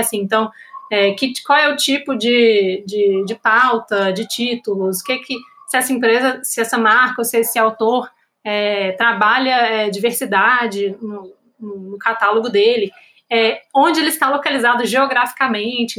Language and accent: Portuguese; Minas Gerais, Brazil; eu como mineira, fora do Rio-São Paulo